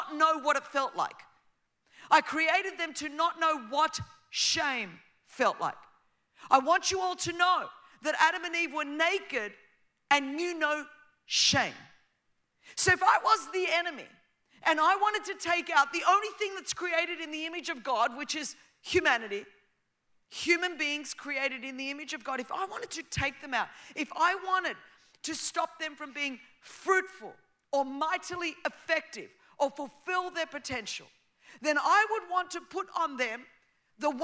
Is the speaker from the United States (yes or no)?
no; Australia; first language Greek; English is a second language; I grew up as the daughter of Greek immigrants. Before my big fat Greek wedding, when it was not cool to be Greek in Australia